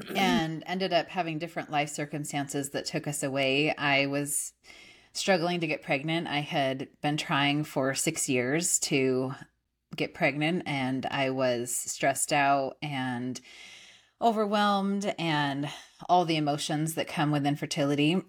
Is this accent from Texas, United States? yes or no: no; California, United States; moved away as an adult; also born or lived in Idaho; now in Austin, United States; I grew up in California in a little teeny town